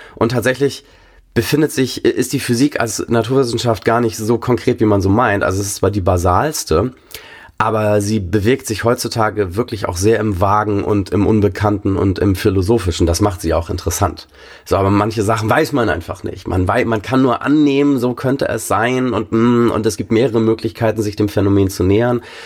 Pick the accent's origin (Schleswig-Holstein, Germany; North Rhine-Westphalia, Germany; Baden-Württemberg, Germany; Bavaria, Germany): Schleswig-Holstein, Germany; Bad Schwartau; accent: Norddeutsch; moved away; also born or lived in Hamburg; ich bin in Hamburg geboren und in Bad Schwartau aufgewachsen